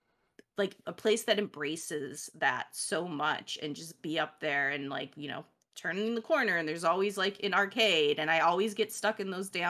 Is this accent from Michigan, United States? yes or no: no; Chicago, Illinois, United States; moved away; I'm originally from Chicago